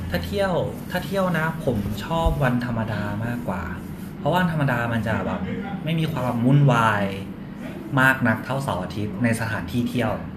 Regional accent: Chanthaburi, Thailand; moved away as an adult; now in Bangkok, Thailand; ผมเป็นคนจันทบุรีครับ แล้วก็มาอยู่กรุงเทพตอนเรียนแบบมหาลัย

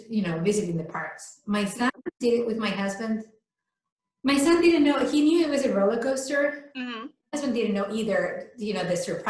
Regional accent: Spain; English is a second language; moved away; I'm from Spain. So when I'm tired, I can't speak English.

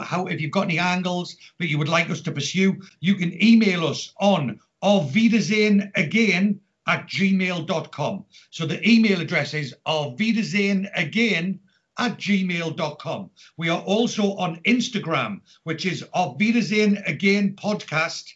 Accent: Newcastle upon Tyne, North East England, United Kingdom; now in Reading, United Kingdom; But as you can tell, I'm not from Reading. I am originally from Newcastle.

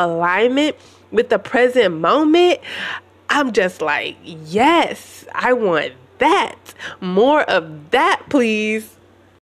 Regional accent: United States; growing up in America

